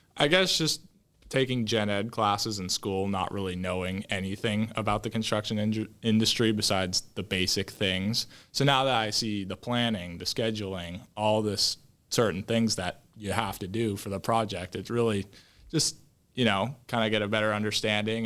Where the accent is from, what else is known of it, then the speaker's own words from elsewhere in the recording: Woodinville, Washington, United States; I grew up in Woodenville. I still live there currently